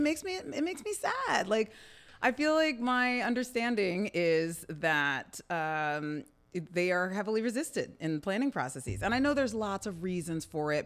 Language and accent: English; Camden, New Jersey, United States; I'm a Camden native, I'm a singer, I'm a mother, and a champion of the arts community here in my hometown